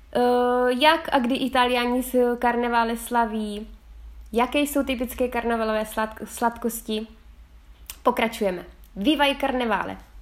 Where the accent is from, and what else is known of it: Czechia; now in Figline Valdarno, Italy